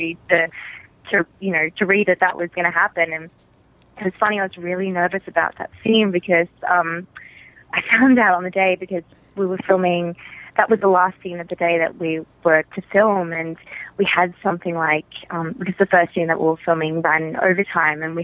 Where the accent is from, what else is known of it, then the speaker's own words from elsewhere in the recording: Australia; moved away as an adult; I'm from Australia. I'm Australian. And I came over to LA for pilot season